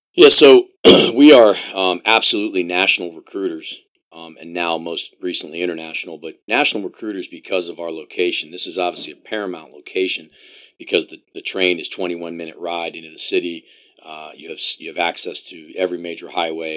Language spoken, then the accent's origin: English; Columbia, Maryland, United States; now in Illinois, United States; I grew up in Columbia, Maryland